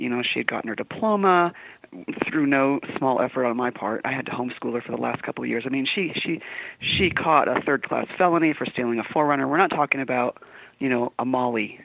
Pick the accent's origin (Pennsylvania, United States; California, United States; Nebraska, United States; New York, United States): California, United States; San Diego; moved away as an adult; now in Utah, United States; I was born and raised in San Diego